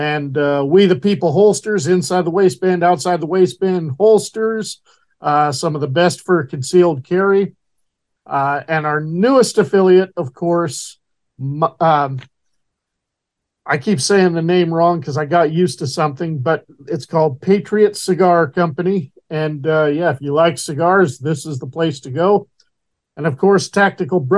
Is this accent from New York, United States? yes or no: no; Horseshoe Bend, Idaho, United States; my hometown of Horseshoe Bend, Idaho